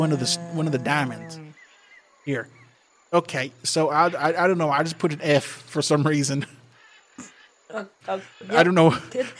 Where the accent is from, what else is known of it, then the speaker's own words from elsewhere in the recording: Georgia, United States; Emily, I'm from Georgia.